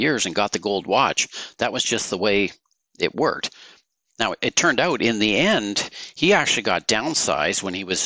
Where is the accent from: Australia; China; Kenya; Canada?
Canada; Woodstock, Ontario; also born or lived in New York; now in Guelph, Canada; I grew up in Woodstock, Ontario